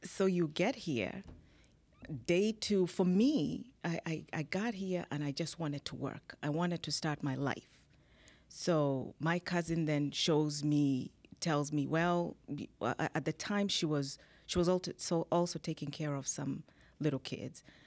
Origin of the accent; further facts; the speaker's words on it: Kenya; moved away as an adult; now in United States; I'm originally from Kenya, born in Kenya. I came to this country, uh, now it's twenty years ago through the Green Card program